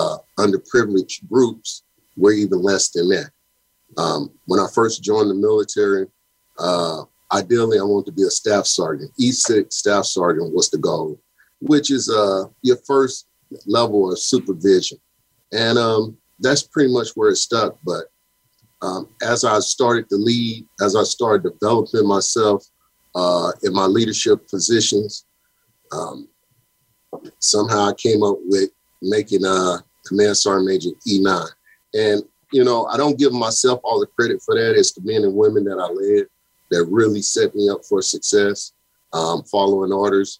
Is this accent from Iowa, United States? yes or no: no; St. Louis, Missouri, United States; As a young boy growing up in St. Louis, Missouri